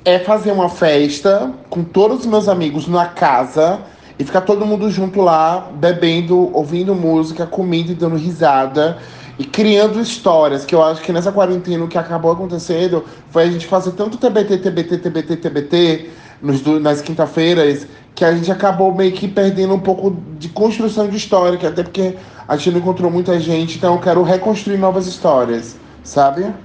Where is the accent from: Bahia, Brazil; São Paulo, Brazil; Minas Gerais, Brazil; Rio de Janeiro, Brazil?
Bahia, Brazil; Salvador; Tenho 26 anos, sou de Salvador, nordestino